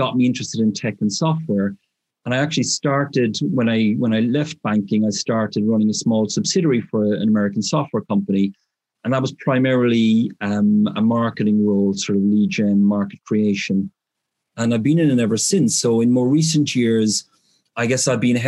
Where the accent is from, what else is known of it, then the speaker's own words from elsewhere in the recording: Ireland; moved away as an adult; now in United Kingdom; I'm from Ireland originally, as you look picked up in the accent. But I moved to the UK sort of straight out of university